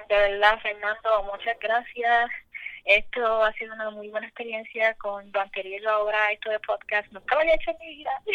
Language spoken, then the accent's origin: Spanish; Lares, Puerto Rico; now in Florida, United States; Yo soy de Lares